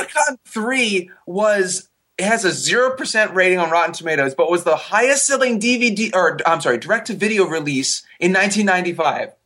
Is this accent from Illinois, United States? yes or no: no; Ohio, United States; my hometown in bumfuck Ohio